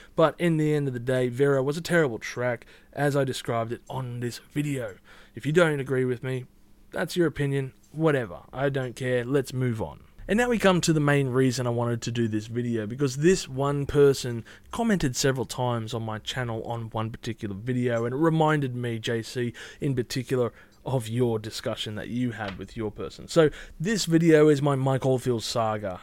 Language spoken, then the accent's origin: English; Australia; I'm Australian